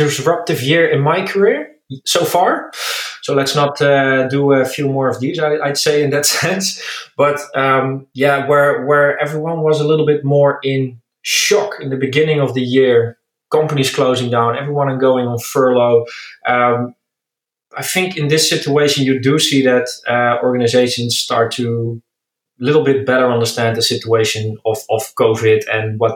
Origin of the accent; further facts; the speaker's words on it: Netherlands; accent: Dutch; English is a second language; moved away as an adult; now in Berlin, Germany; As you maybe can hear by my accent, I'm Dutch, but I'm located in Berlin, moved for Smart Recruiters here